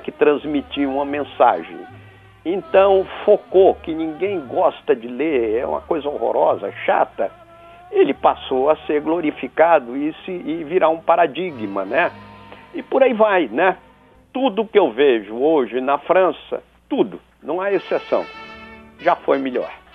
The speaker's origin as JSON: {"language": "Portuguese", "region": "Rio Grande do Sul", "country": "Brazil", "tie": "born or raised there", "also_born_or_lived": "Bahia", "said": "eu nasci na Bahia, no momento que meu pai andava por lá. Sim. Aí eu devia ter quatro anos mais ou menos, três anos, qualquer coisa assim. Ele voltou para o Rio Grande do Sul, aí onde eu estudei"}